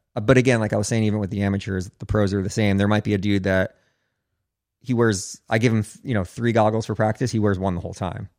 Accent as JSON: {"language": "English", "region": "New Jersey", "country": "United States", "said": "I'm from New Jersey"}